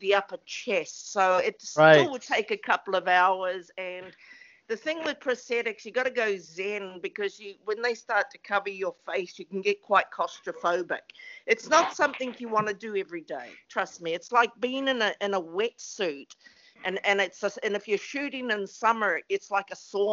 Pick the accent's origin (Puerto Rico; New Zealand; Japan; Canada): New Zealand; now in West Hollywood, United States; we're two small islands, And the population is 4.5 million people